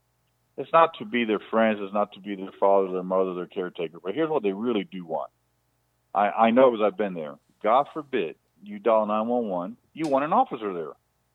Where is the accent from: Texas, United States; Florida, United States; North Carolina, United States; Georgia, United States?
Florida, United States; I don't think we can live with our doors open like I grew up here in Palm Beach County, with our windows open or screens open.